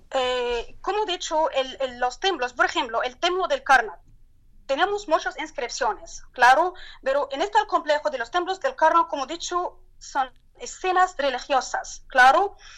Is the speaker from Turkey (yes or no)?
yes; Turkey; Spanish is a second language; now in Luxor, Egypt; mi país, en el terremoto de la Turquía